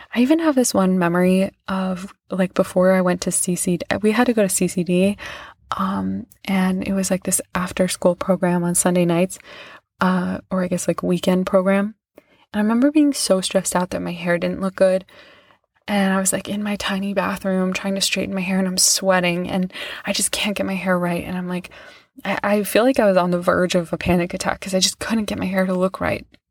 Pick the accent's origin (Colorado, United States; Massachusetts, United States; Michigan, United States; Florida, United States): Massachusetts, United States; Lenox; I went to this, like, pretty fancy place where I grew up in Lenox, Massachusetts